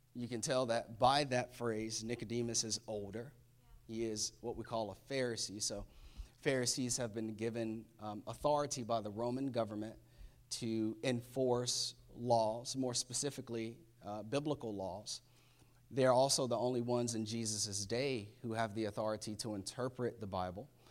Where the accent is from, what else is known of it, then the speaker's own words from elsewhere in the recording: Florida, United States; moved away; I'm from Florida, definitely a hurricane state